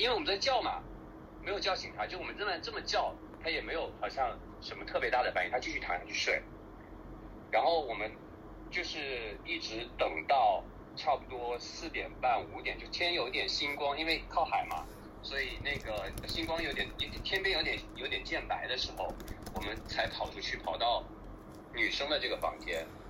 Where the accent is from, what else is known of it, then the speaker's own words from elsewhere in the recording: Wenzhou, Zhejiang, China; 在我们家乡，就是温州